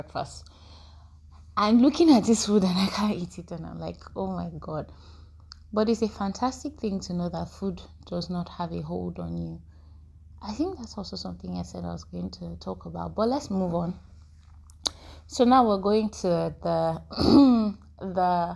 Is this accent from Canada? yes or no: no; Nigeria; we're Nigerian